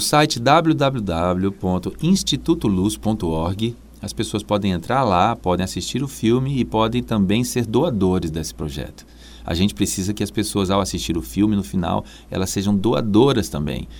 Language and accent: Portuguese; Brazil; eu não sou piauiense, mas eu sou brasileiro